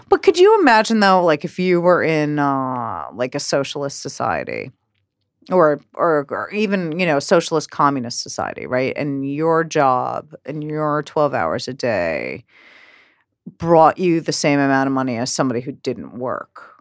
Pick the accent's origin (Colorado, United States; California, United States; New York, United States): New York, United States; growing up in New York